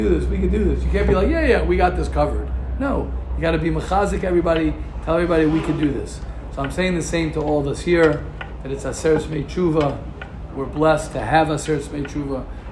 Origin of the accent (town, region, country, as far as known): United States; moved away as an adult; now in Israel